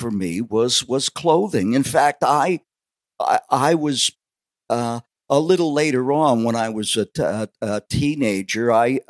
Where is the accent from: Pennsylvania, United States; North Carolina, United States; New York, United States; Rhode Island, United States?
Pennsylvania, United States; Allentown; also born or lived in Wildwood, New Jersey; that's growing up on the south side of Allentown.